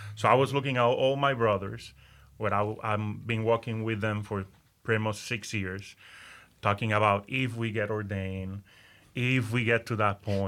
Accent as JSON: {"language": "English", "town": "Aguadilla", "country": "Puerto Rico", "tie": "born or raised there", "first_language": "Spanish", "second_language": "English", "moved": "as an adult", "lives_now": "Central Florida, United States", "said": "I was, uh, born and raised in Aguadilla, Puerto Rico."}